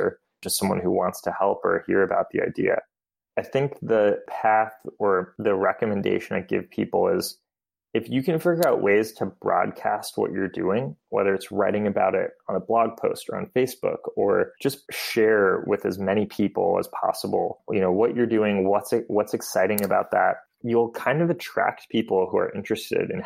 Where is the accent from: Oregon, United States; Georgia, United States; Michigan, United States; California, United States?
California, United States; Bay Area; also born or lived in Boston; I grew up in the Bay Area